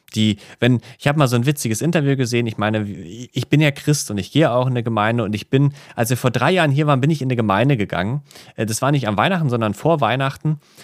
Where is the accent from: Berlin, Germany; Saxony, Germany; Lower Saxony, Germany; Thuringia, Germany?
Berlin, Germany; moved away as an adult; now in Tokyo, Japan; ich als Berliner